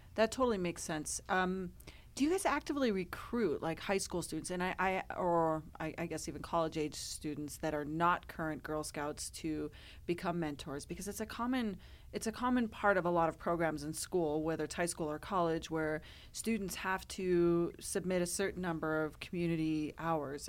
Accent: Colorado, United States; born and raised in Colorado

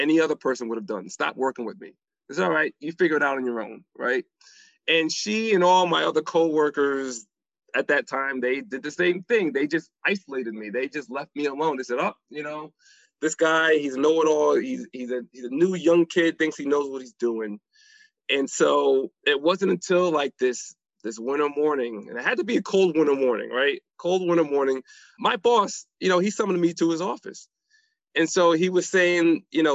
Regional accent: New Haven, Connecticut, United States; I grew up in New Haven, Connecticut

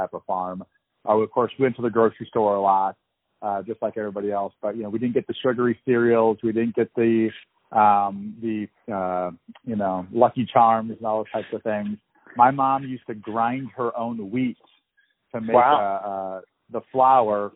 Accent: Eastern Iowa, United States; moved away as an adult; now in Omaha, Nebraska, United States; I grew up in Eastern Iowa

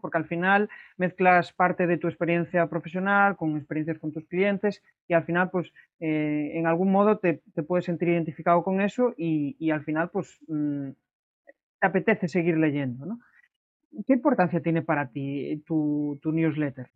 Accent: Galicia, Spain; como buen gallego

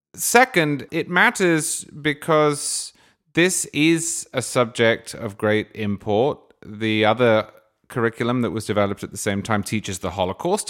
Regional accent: England, United Kingdom; I grew up in England.

